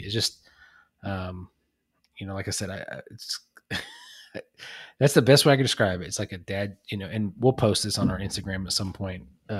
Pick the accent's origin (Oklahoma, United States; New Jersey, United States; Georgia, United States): Oklahoma, United States; Muskogee; born there; my mom graduated high school from Muskogee. I was born in Muskogee. My grandparents lived in Muskogee all my life